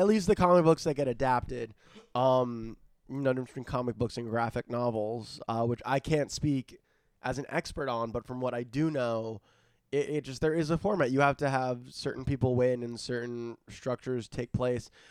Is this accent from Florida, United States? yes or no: yes; South Florida, United States; moved away; I'm from South Florida